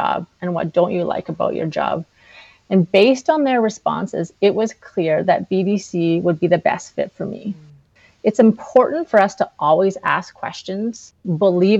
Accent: Flin Flon, Manitoba, Canada; moved away as an adult; also born or lived in Winnipeg; I was born and raised in Flin Flon, Manitoba

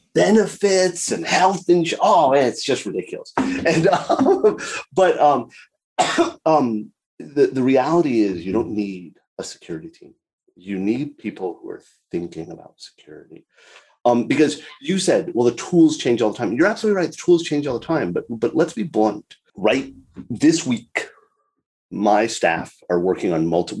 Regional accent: South Florida, United States; I was born and raised in South Florida

